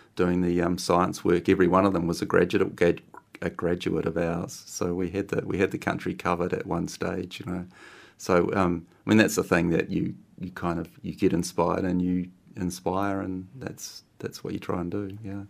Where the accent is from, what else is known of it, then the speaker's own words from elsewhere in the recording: Christchurch, Canterbury, New Zealand; I grew up in Christchurch